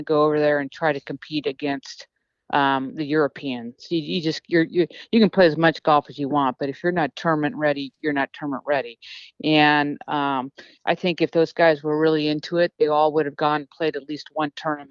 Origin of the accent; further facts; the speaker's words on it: United States; being American